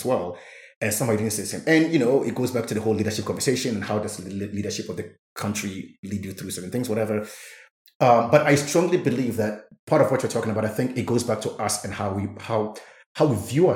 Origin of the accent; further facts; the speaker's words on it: Ghana; as a Ghanaian